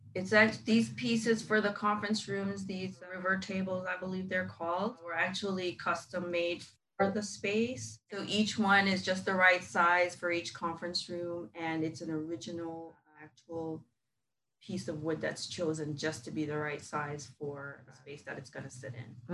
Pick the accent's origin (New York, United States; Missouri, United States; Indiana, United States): New York, United States; New York City; moved away as an adult; also born or lived in Jamaica; now in Orlando, United States; So I mostly grew up in New York